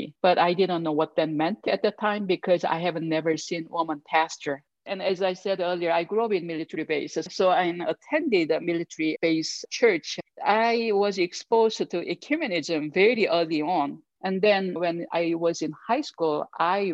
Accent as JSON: {"language": "English", "country": "South Korea", "tie": "born or raised there", "second_language": "English", "moved": "as an adult", "lives_now": "Denver, United States", "said": "I grew up in Korea, and I was born into a military family."}